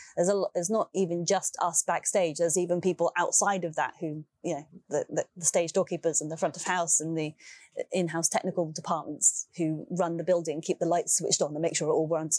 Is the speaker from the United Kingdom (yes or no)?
yes; London, United Kingdom; my hometown, London